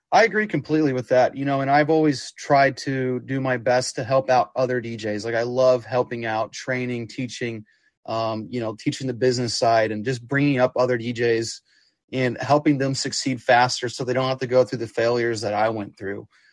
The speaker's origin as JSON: {"language": "English", "town": "Kansas City", "region": "Missouri", "country": "United States", "tie": "born or raised there", "said": "growing up in Kansas City"}